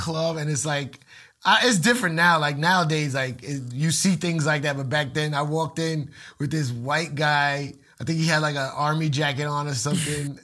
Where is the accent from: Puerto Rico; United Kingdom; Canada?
Puerto Rico; a lot of Puerto Ricans like me